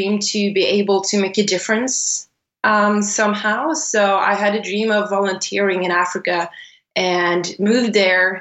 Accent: Sweden; I was born and raised in Sweden. I'm Swedish. I was born and raised quite close to the border to Norway, about a few hours from there

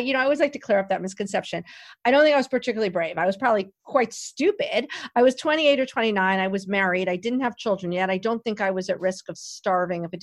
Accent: New York City, New York, United States; I grew up in New York City

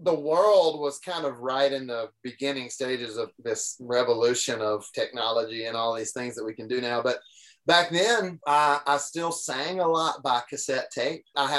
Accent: Deep South, United States; I grew up in the Deep South. I still live in Tennessee, which is fully within it's not like we're half in and half out. We're in the Deep South

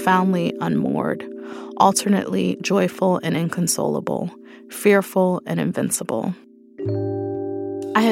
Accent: New York City, New York, United States; I'm a writer born and raised in Brooklyn

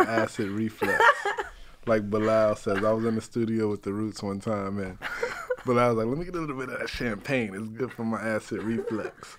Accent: New York City, New York, United States; I grew up in the North Bronx

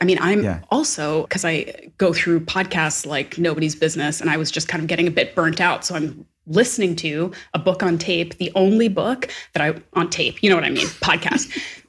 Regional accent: Atlantic Canada, Canada; And I grew up on the East Coast of Canada and everybody's name was like McIsaac or McDonald, like very Scottish and Irish names.

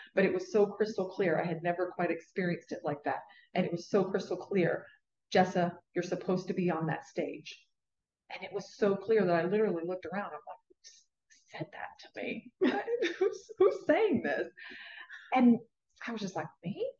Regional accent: Southwest Virginia, United States; moved away; also born or lived in Leesburg, Florida; I was born in Southwest Virginia in a very, very rural area in Appalachian Mountains

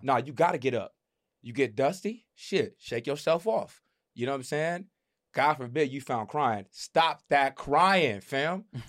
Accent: United States; as black men growing up in America

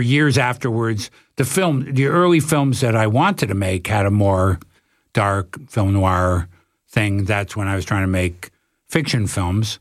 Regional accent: Toronto, Ontario, Canada; I'm from Toronto.

